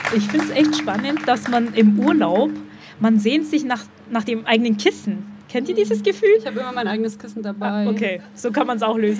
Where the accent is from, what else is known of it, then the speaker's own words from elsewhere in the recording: Dillingen, Germany; now in Berlin, Germany; Dillingen. Da, wo ich geboren bin, da, wo meine Eltern immer noch leben